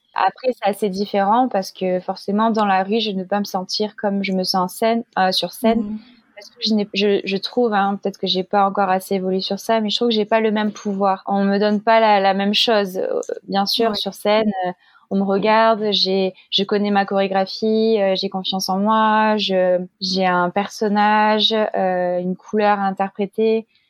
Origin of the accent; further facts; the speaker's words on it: Marseille, Provence-Alpes-Côte d'Azur, France; moved away as an adult; also born or lived in Nice; now in Paris, France; ma ville natale, à Marseille